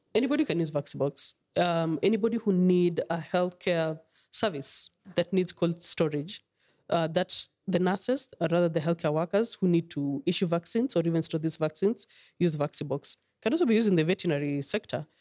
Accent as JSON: {"language": "English", "country": "Kenya", "said": "as a mother, as a Kenyan"}